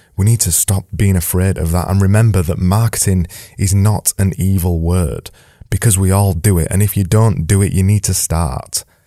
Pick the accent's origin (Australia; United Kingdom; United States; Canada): United Kingdom; I'm British